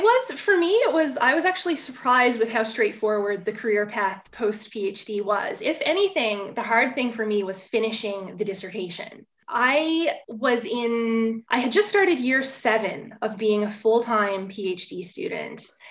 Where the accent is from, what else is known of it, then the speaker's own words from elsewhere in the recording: Bonavista, Newfoundland and Labrador, Canada; moved away as an adult; I grew up in Outport, Newfoundland, in a small town called Bonavista, about 3,500 people